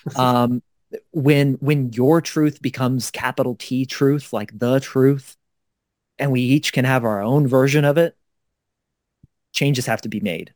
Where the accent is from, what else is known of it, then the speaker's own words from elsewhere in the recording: Kansas City, Missouri, United States; now in Denver, United States; my hometown newspaper, the Kansas City Star